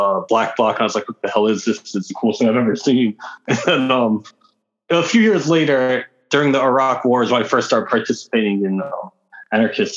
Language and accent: English; New York City, New York, United States; I grew up in New York City in the 80s and 90s